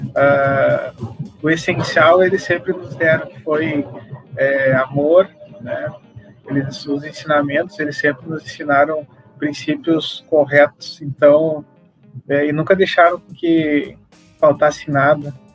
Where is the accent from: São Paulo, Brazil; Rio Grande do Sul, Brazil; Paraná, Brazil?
Rio Grande do Sul, Brazil; São Borja; accent: southern (gaúcho); Lá em São Borja, que eu sou natural de São Borja